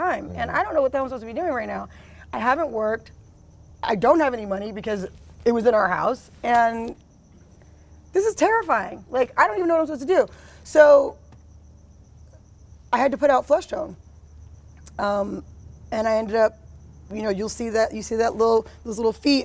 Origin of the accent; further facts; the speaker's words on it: New York, United States; moved away as an adult; now in Los Angeles, United States; I was in New York because I'm from New York. My parents were there